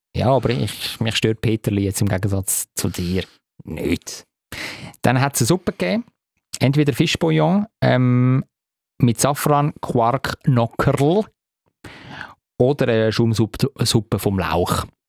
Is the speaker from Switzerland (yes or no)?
yes; Zurich, Switzerland; hat mir natürlich als Zürcher sehr gefallen